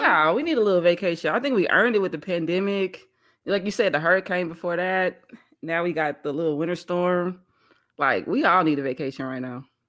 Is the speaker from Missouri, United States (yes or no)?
yes; Missouri, United States; now in Texas, United States; I'm from Missouri, so, you know, we used to the cold weather